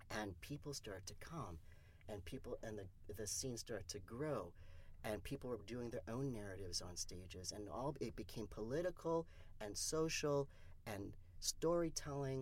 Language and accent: English; Canada; I'm from Canada